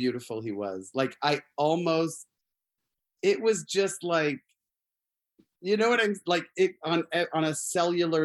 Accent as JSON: {"language": "English", "region": "Arizona", "country": "United States", "tie": "born or raised there", "said": "I grew up in Arizona."}